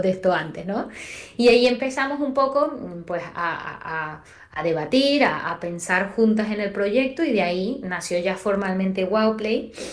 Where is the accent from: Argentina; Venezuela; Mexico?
Venezuela; moved away as an adult; now in Spain; yo soy venezolana, posiblemente lo notaste ya en el acento. Tengo siete años acá